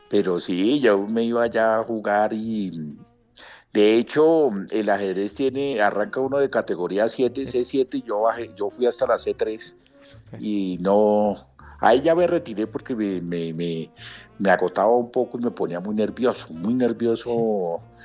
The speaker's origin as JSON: {"language": "Spanish", "country": "Colombia", "said": "como estudiantes colombianos con y sin discapacidad"}